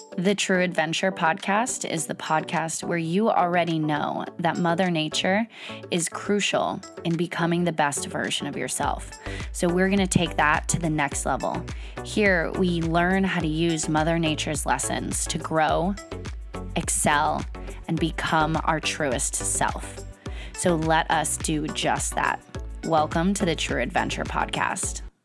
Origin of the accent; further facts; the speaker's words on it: Pacific Northwest, United States; now in Boston area, United States; I come from the Pacific Northwest